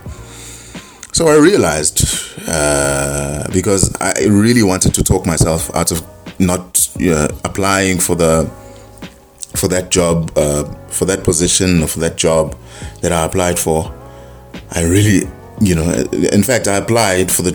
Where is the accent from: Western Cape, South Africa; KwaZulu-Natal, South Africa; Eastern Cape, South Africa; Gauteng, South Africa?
KwaZulu-Natal, South Africa; Ulundi; moved away; Ulundi, my hometown.